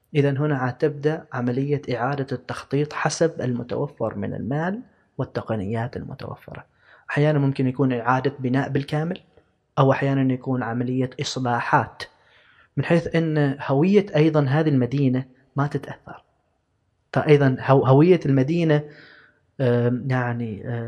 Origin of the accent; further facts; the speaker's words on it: Oman; نحن كدولة كشعب كعمانيين